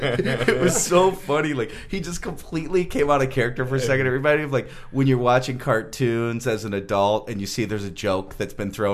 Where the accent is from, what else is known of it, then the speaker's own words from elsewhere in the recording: Detroit, Michigan, United States; I grew up in the Detroit area